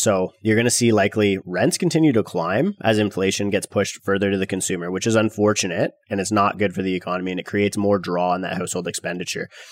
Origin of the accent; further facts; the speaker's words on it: Canada; millennial Canadian real estate investors